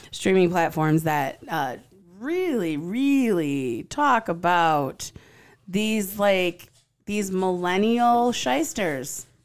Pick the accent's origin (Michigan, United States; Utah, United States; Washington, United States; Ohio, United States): Michigan, United States; Rochester; I'm from Rochester.